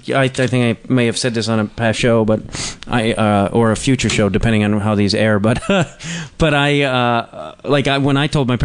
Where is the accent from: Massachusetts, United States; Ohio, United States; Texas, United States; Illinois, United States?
Illinois, United States; Streamwood; I grew up in Streamwood, Illinois, so